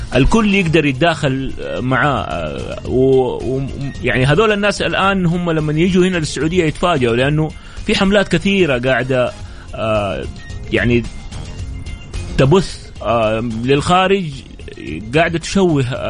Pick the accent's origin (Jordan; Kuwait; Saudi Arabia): Saudi Arabia; لأننا احنا سعوديين